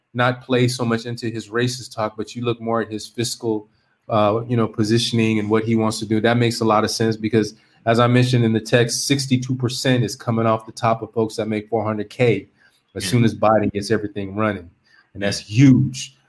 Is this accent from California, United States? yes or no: yes; California, United States; moved away as an adult; also born or lived in Korea; I'm from California.